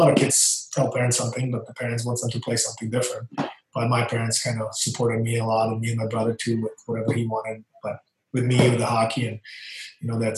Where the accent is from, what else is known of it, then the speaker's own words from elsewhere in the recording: Banská Bystrica, Banská Bystrica Region, Slovakia; moved away; I'm from Slovakia, from a small town, Banská Bystrica.